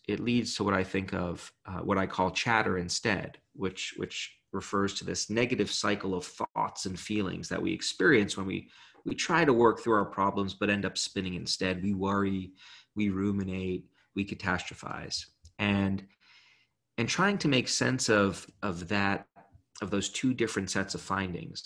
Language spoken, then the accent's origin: English; Brooklyn, New York, United States; I grew up in Brooklyn.